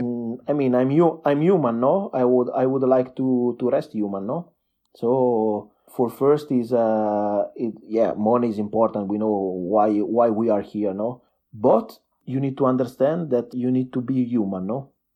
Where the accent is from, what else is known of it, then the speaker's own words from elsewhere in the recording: Lumezzane, Lombardy, Italy; English is a second language; I was born in a small town, uh, between Milano and Verona. It's called, uh, uh, Lumezzane, twenty K citizens